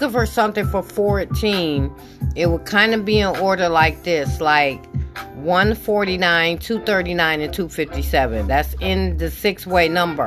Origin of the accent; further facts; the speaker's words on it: Michigan, United States; I'm from Michigan.